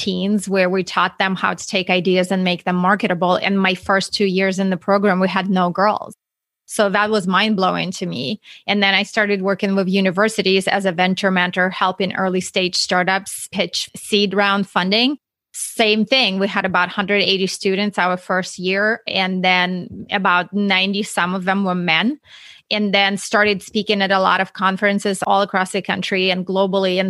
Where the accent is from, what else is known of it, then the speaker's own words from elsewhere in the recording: Russia; English is a second language; moved away; if you hear my accent, I'm not from Texas. I'm actually from Russia.